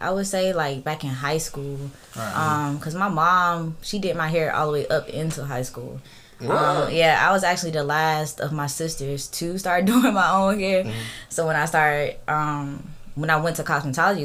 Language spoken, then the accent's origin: English; Columbus, Georgia, United States; Columbus. I'm from here. Columbus, Georgia